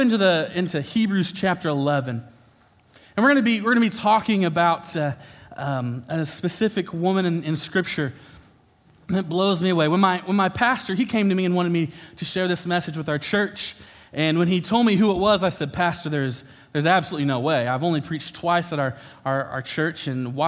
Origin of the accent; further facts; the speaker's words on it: Sullivan, United States; moved away; I grew up in Sullivan, and my heart is always going to be here